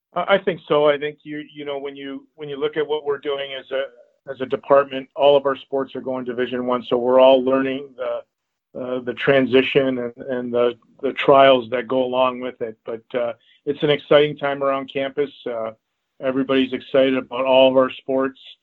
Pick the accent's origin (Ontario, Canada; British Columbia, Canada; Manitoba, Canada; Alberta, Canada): Ontario, Canada; Toronto; growing up in Toronto